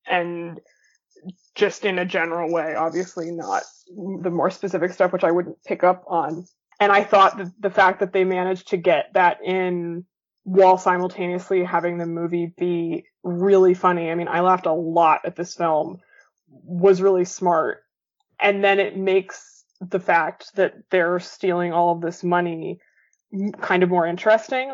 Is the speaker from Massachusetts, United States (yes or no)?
yes; Boston, Massachusetts, United States; I'm from Boston